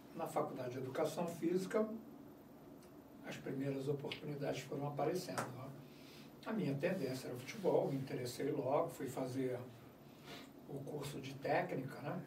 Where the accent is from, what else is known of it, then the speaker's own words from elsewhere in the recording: Rio de Janeiro, Brazil; eu morava em Realengo, estudei em Bangu, mas eu nasci no Rio Comprido.